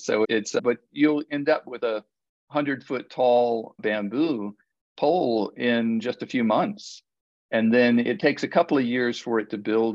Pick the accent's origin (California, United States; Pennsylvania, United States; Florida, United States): Florida, United States; moved away; also born or lived in Maui; I grew up in Florida, and I grew up playing in a bamboo grove.